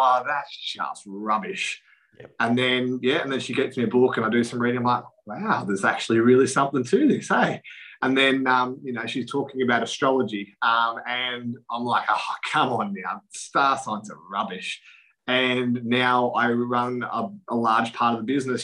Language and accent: English; Casterton, Victoria, Australia; I'm from Casterton in country Victoria